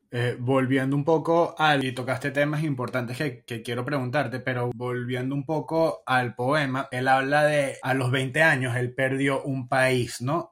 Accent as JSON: {"language": "Spanish", "town": "Caracas", "region": "Capital District", "country": "Venezuela", "moved": "yes", "said": "yo me fui en el 2007, no tengo esa Caracas"}